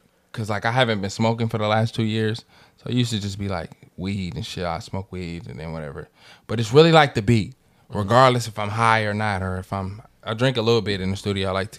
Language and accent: English; San Francisco, California, United States; Growing up in San Francisco, bro